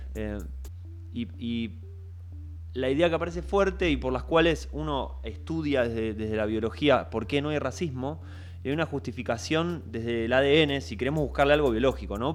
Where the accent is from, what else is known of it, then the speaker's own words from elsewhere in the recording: Argentina; siendo argentino